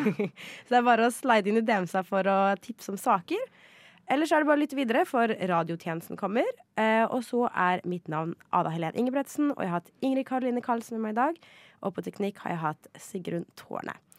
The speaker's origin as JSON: {"language": "Norwegian", "town": "Ski", "region": "Akershus", "country": "Norway", "said": "jeg er jo en skiperson, for jeg er fra Ski"}